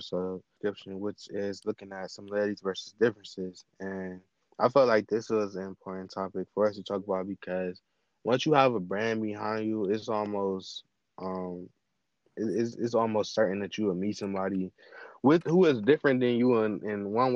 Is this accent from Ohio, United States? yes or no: yes; Cleveland, Ohio, United States; I'm from Cleveland